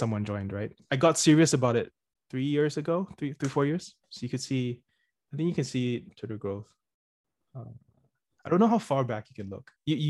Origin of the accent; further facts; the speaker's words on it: Singapore; moved away as an adult; also born or lived in United States / United Kingdom / New York City, United States; I was born and raised in Singapore